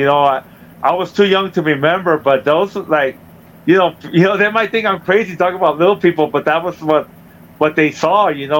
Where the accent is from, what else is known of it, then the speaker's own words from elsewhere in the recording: Chula Vista, California, United States; now in Temecula, United States; I grew up in Chula Vista, California, in San Diego. You know, I come from a big family. I'm the third of six.